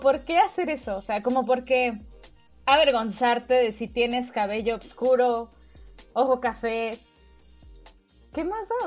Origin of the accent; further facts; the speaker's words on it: Mexico; los mexicanos